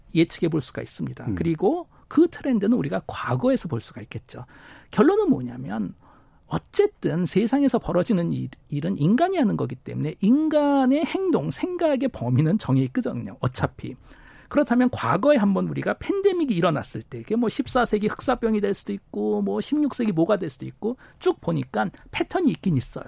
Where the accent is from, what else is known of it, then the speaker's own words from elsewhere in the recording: South Korea; moved away as an adult; 저도 해외에서 오랫동안 살다가 고향인 한국으로 오니까